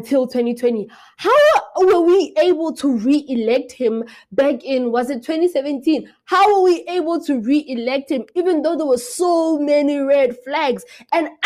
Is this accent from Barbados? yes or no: no; Lesotho; moved away as an adult; I am from Lesotho